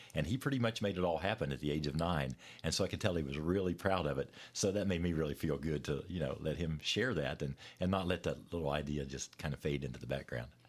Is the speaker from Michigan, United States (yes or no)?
no; West Virginia, United States; moved away as an adult; now in Lexington, United States; my hometown there in West Virginia